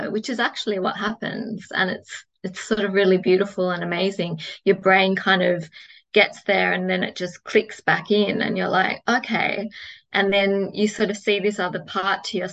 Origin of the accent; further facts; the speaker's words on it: Australia; I'm Australian